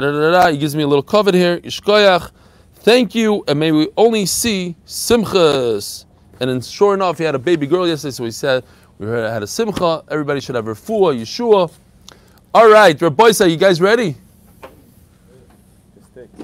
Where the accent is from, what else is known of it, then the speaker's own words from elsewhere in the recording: New York City, New York, United States; also born or lived in Far Rockaway / Borough Park; I grew up just a few blocks away from here in Ir HaKodesh, Kensington